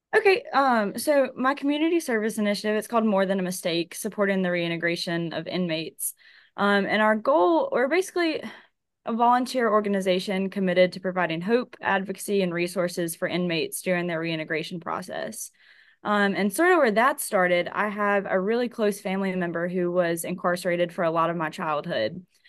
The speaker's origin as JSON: {"language": "English", "town": "Hattiesburg", "region": "Mississippi", "country": "United States", "tie": "born or raised there", "also_born_or_lived": "Wayne County, Mississippi", "lives_now": "Biloxi, United States", "said": "born and raised in Hattiesburg, Mississippi"}